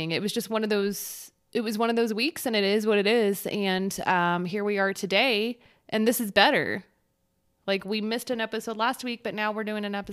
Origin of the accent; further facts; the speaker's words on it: Texas, United States; We're all from Texas